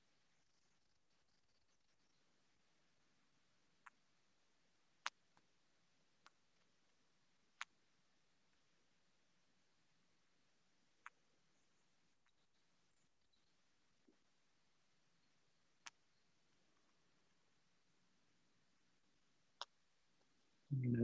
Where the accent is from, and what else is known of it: Netherlands; now in New York, United States